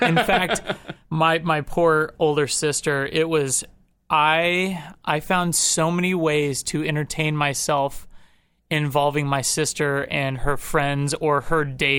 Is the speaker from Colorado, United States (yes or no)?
no; Topeka, Kansas, United States; Topeka was actually, it was really nice. It's there, I think when I was growing up, there was like 100,000 people there.